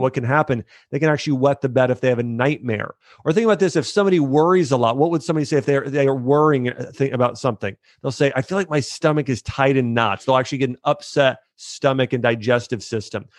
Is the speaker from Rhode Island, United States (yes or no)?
no; Ohio, United States; moved away as an adult; also born or lived in Florida; I grew up in Ohio.